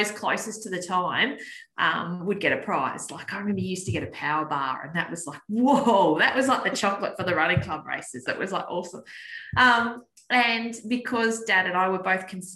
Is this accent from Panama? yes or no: no; Penguin, Tasmania, Australia; I grew up in Penguin, the wonderful little town of Penguin on the northwest coast